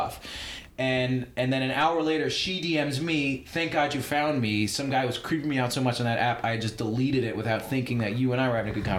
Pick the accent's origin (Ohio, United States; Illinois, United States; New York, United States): New York, United States; Long Island; From Long Island. We're both from Long Island.